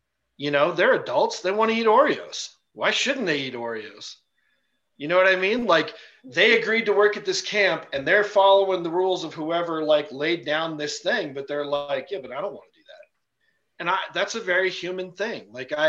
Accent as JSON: {"language": "English", "country": "India", "tie": "born or raised there", "said": "one of my closest friends that we, you know, we grew up in India together."}